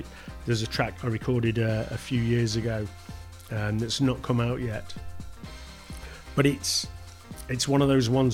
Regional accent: Stafford, West Midlands, United Kingdom; I'm just … from Stafford

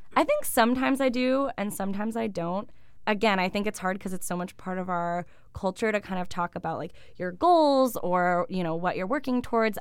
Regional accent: Buffalo, New York, United States; born or raised there; now in Ithaca, United States

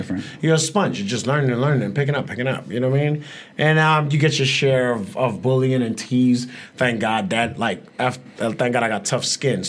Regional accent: United States; I live in the States. I grew up in the States.

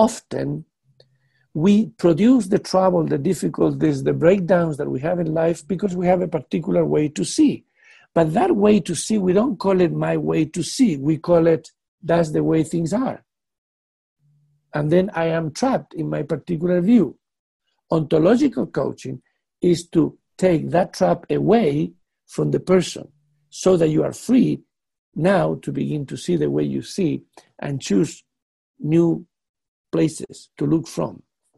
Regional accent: United Kingdom; now in Netherlands; You know, being a British man living in Netherlands, that Netherlands people do not think like British people.

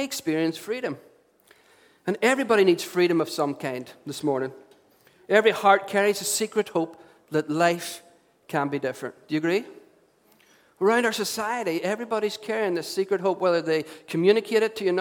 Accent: Derry, Northern Ireland, United Kingdom; as a young teenager growing up in Derry

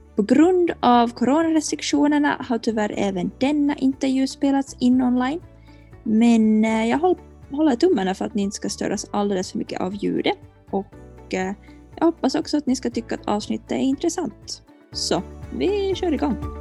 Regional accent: Finland; jag är en finlandssvensk marknadsförare

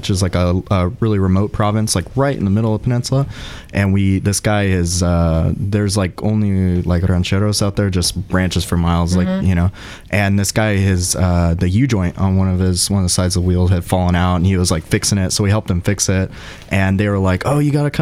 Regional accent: San Diego, California, United States; I grew up in San Diego

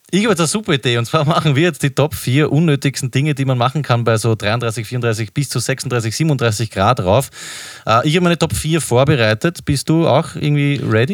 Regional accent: Vienna, Austria; wir als Wiener

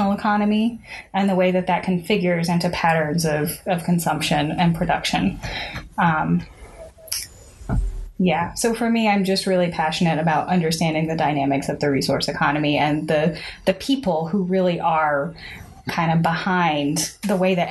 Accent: Arkansas, United States; I am from the Mississippi Delta region of Northeast Arkansas.

